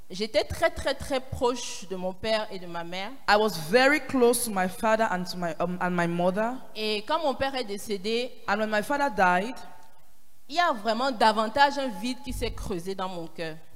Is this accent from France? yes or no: yes; Paris, Île-de-France, France; Je viens de Paris.